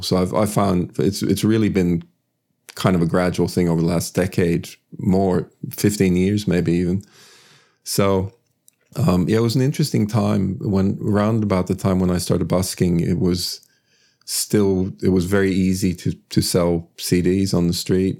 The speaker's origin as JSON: {"language": "English", "country": "Sweden", "tie": "born or raised there", "also_born_or_lived": "United States", "moved": "as an adult", "lives_now": "Australia", "said": "I was born and raised in Sweden"}